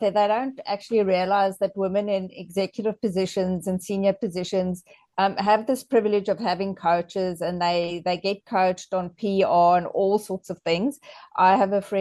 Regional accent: South Africa; I'm just South African

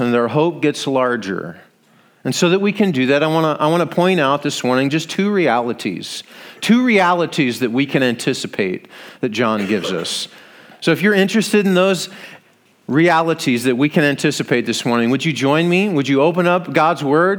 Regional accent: Iowa, United States; We're from Iowa.

